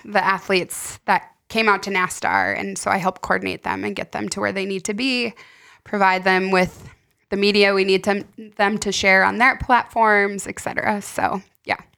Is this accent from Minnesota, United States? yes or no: yes; Fergus Falls, Minnesota, United States; moved away as an adult; also born or lived in San Diego / Montana; all of my family is essentially from here. Some are scattered around the country now, but I would say ninety percent of us were born here or grew up here